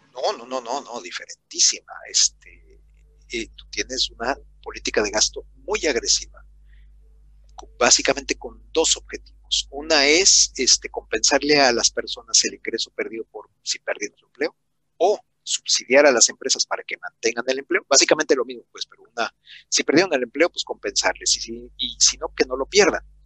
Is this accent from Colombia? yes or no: no; Mexico; las dos crisis de deuda que tuvimos en los 80s y en los 90